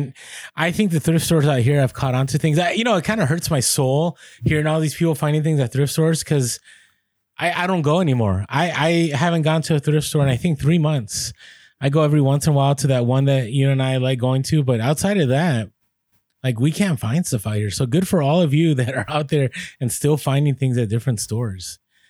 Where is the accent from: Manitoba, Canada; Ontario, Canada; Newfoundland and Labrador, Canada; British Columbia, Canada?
British Columbia, Canada; Vancouver; So we're from Vancouver, Canada, but we're recently on a road trip down the West Coast.